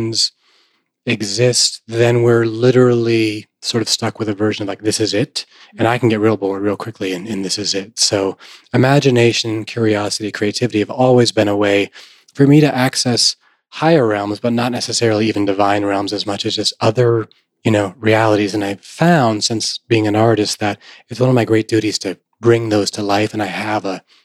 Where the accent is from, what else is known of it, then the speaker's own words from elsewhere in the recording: Vermont, United States; I grew up in Vermont